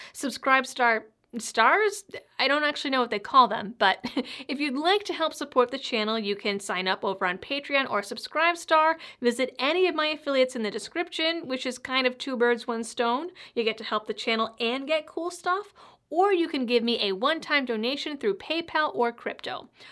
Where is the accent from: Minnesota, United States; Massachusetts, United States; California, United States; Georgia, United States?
Massachusetts, United States; Growing up in Massachusetts